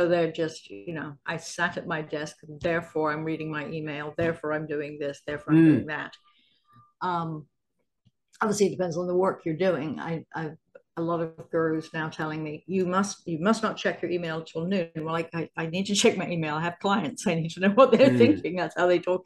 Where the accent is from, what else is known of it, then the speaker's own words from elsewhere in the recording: England, United Kingdom; now in United States; I grew up in England